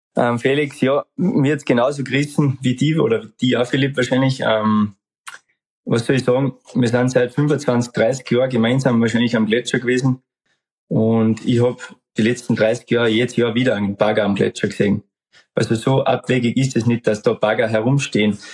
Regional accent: Austria; Bei uns in Österreich

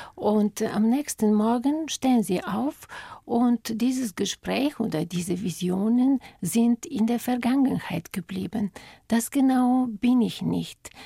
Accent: Bulgaria; German is a second language; moved away as an adult; now in Germany

